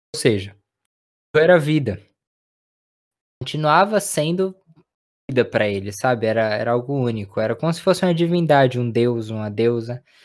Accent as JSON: {"language": "Portuguese", "country": "Brazil", "said": "como brasileiro"}